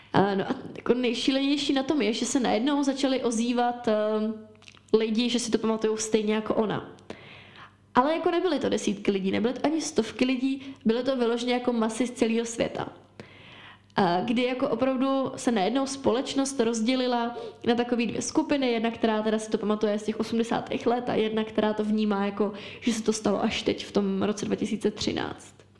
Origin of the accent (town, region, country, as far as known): Czechia